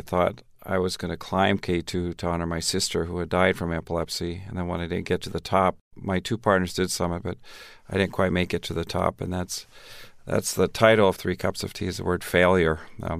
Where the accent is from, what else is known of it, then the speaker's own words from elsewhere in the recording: Tanzania; also born or lived in Minnesota; Well, I grew up in Tanzania. I was born in Minnesota, Garrison Keillor stock, Minnesota Norwegian Lutheran. But when I was 3 months old, my parents went to Tanzania.